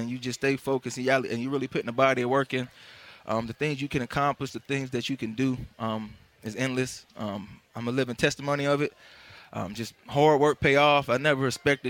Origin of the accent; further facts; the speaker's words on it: Pittsburgh, Pennsylvania, United States; moved away; I'm from Pittsburgh, born and raised too